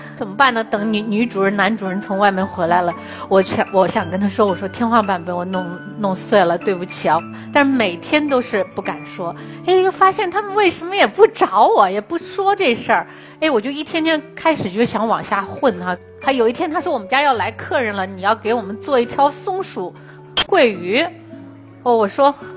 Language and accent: Chinese; China; 中国在二十多年前是非常贫穷的，是世界上有名的贫穷的国家